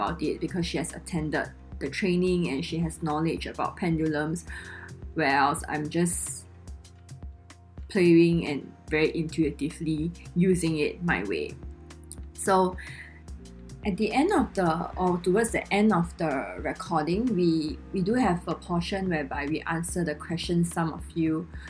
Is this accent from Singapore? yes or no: yes; Singapore; accent: Singlish; both Constance and myself, we are Singaporean. So I realized that in our recording, there is our signature Singlish with the la, le, law and things like that.